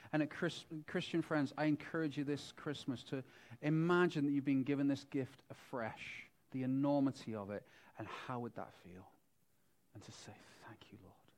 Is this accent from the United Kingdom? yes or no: yes; United Kingdom; moved away; also born or lived in Wales; I'm from Britain and there's lots of sheep. We lived in Wales